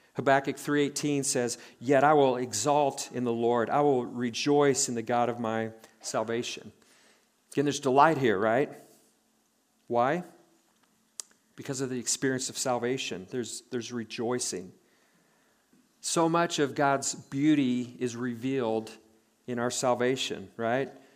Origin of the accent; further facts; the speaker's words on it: Nebraska, United States; born and raised in Nebraska